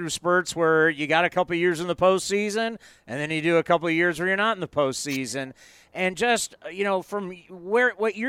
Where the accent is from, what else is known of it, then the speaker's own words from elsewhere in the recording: California, United States; You know, speaking about growing up in Southern California